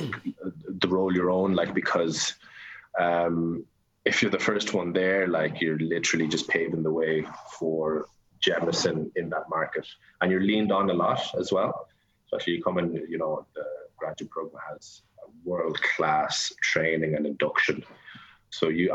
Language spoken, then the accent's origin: English; Wexford, Leinster, Ireland; I'm from Wexford